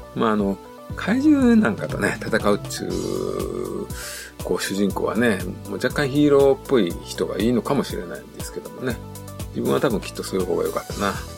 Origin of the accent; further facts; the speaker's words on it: Tokushima, Japan; 自分徳島県